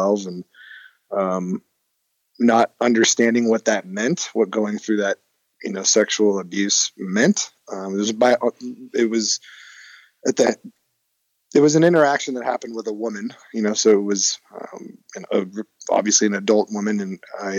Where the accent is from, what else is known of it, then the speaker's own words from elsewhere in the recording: Hermosa Beach, California, United States; I grew up in Hermosa with my mom